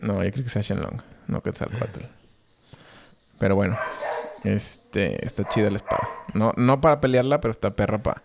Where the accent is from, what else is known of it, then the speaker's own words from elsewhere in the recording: Mexico; Como mexicanos